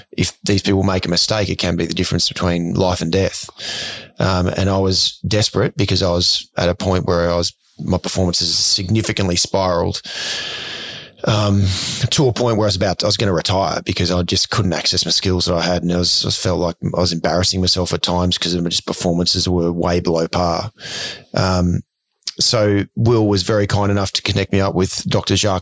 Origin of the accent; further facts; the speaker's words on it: Ipswich, Queensland, Australia; Ipswich, where I grew up